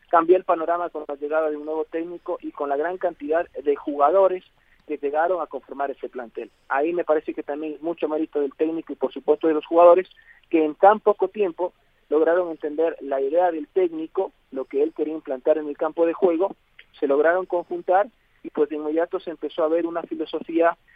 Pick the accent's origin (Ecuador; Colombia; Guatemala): Ecuador; Cojimíes, Manabí; now in Manta, Ecuador; Eh, bueno, eh, yo soy de Cojimíes, estaba ya recando por mucho tiempo en Manta.